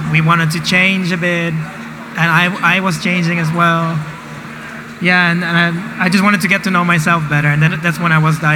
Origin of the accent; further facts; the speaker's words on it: Rotterdam, South Holland, Netherlands; I was also born in Rotterdam.